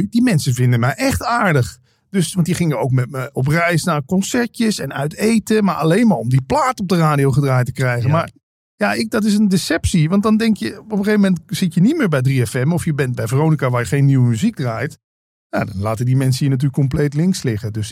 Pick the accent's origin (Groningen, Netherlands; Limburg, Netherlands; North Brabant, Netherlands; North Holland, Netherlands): Limburg, Netherlands; moved away; Je hoorde het aan mij eigenlijk niet dat ik uit Limburg kwam.